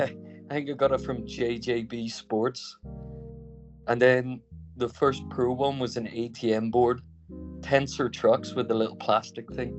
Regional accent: Bangor, Northern Ireland, United Kingdom; now in Barcelona, Spain; I am from Bangor, but live in Barcelona.

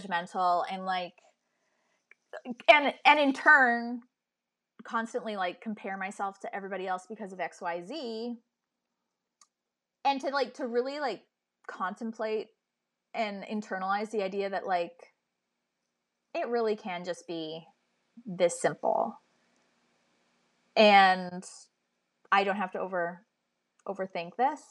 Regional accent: Canada; As a Canadian

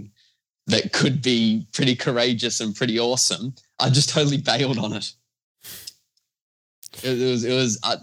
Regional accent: Australia; I'm from Australia.

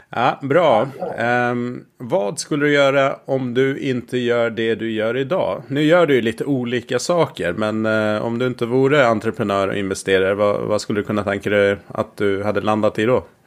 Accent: Gotland, Sweden; jag är uppväxt på, på Gotland

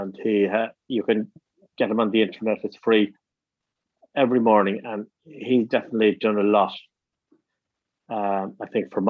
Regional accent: Ireland; moved away as an adult; also born or lived in Abu Dhabi; being Irish

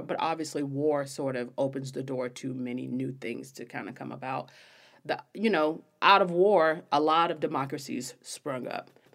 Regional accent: United States; I'm American

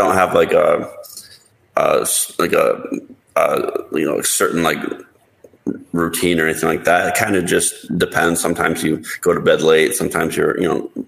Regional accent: Toledo, Ohio, United States; moved away as an adult; also born or lived in Las Vegas; growing up in Ohio, and there wasn't really casinos

